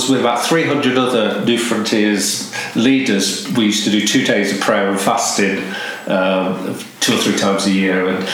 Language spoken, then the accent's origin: English; Nottingham, East Midlands, United Kingdom; moved away as an adult; now in Manchester, United Kingdom; I grew up in Nottingham